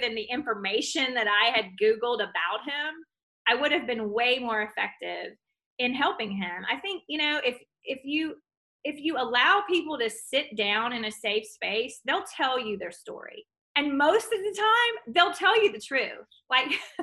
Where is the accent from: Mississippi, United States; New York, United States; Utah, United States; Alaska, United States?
Mississippi, United States; Clinton; I grew up in Clinton, Mississippi